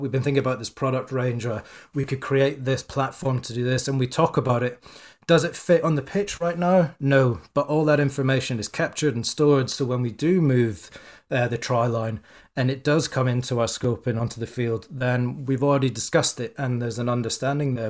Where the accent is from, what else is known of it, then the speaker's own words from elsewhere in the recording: Scotland, United Kingdom; I'm Scottish